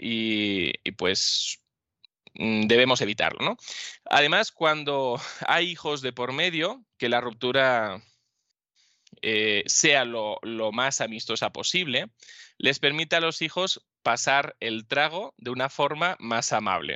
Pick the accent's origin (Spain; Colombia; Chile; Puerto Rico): Spain